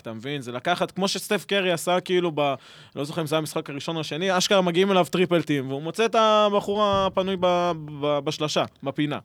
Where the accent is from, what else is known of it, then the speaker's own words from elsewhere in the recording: Petah Tikva, Central District, Israel; אני נולדתי בבית חולים בפתח תקווה